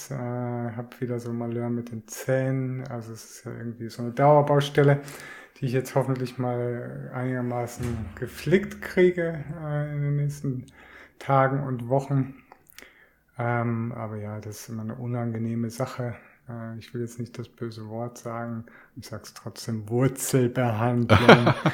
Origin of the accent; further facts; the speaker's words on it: Küsnacht, Zurich, Switzerland; wieder zurück in meine alte Heimat nach Küsnacht.